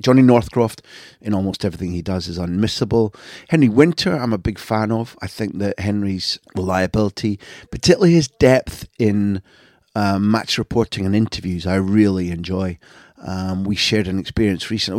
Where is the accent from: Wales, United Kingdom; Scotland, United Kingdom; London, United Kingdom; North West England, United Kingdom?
Scotland, United Kingdom; moved away as an adult; now in Spain; I was born in Scotland